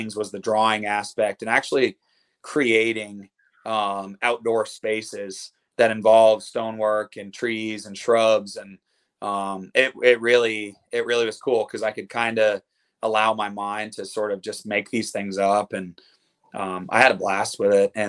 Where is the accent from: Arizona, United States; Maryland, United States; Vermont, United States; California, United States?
Vermont, United States; moved away as an adult; now in Nashville, United States; I'm from Vermont